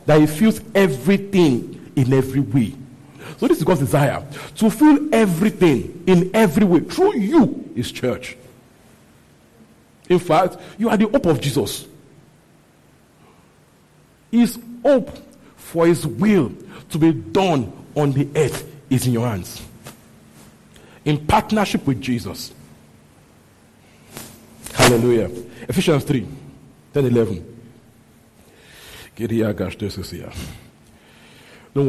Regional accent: Nigeria; growing up in Christianity in Nigeria

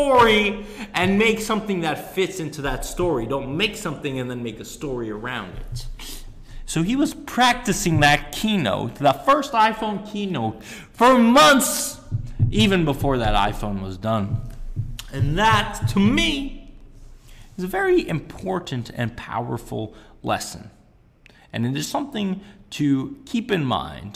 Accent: Sunnyvale, California, United States; growing up in Sunnyvale

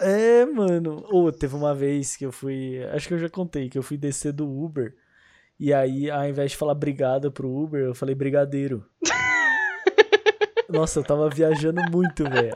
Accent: Paulista, São Paulo, Brazil; eu sou paulista

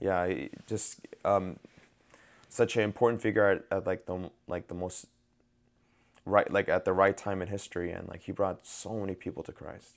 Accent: New York, United States; I'm from New York

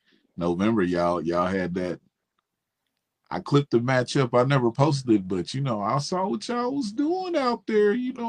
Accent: Mississippi, United States; I'm from Mississippi, but it has nothing to do with me.

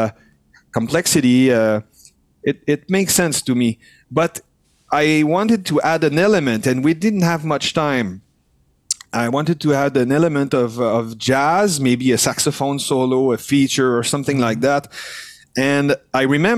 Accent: Quebec, Canada; first language French; English is a second language; we're French Canadian, but we also are close to surrounded by English speaking people and English that we learned to speak on tour

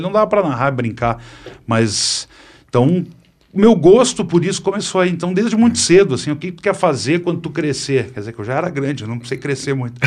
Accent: Porto Alegre, Rio Grande do Sul, Brazil; Nasci em Porto Alegre, no Hospital Conceição.

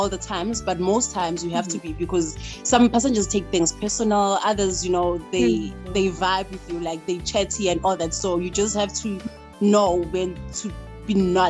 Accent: Mpumalanga, South Africa; moved away as an adult; now in Johannesburg, South Africa; I'm 29 years. I'm from Mpumalanga, a small town as well, called Burgerstrom. Wow. And then I moved to Joburg in 2010 when I was starting with my studies at University of Johannesburg. So yeah, I've been here since then.

